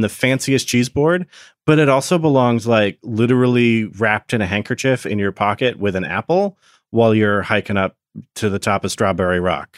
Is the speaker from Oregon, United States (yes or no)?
yes; Oregon, United States; I grew up in Oregon for a lot of my childhood